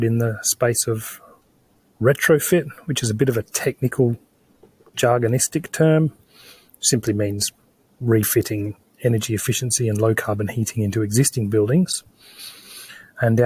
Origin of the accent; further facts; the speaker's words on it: Australia; moved away as an adult; now in Glasgow, United Kingdom; You hear from my voice that I'm Australian, and I've only been living in Scotland for 4 years